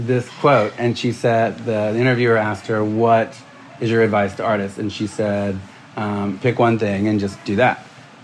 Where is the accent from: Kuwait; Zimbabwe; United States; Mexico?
United States; Alabama; I grew up in Alabama